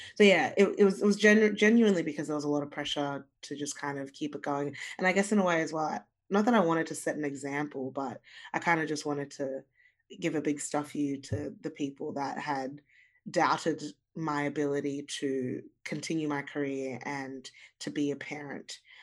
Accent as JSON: {"language": "English", "country": "Australia", "tie": "born or raised there", "also_born_or_lived": "Zimbabwe", "said": "and then we moved to Australia"}